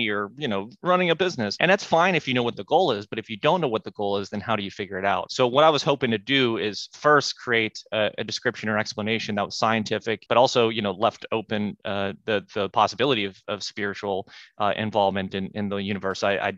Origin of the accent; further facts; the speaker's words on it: Pittsburgh, Pennsylvania, United States; I'm from Pittsburgh